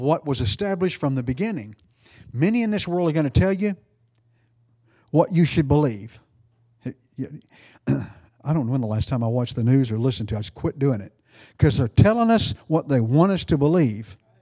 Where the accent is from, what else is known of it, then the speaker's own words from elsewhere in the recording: East Texas, United States; accent: East Texan; I'm East Texan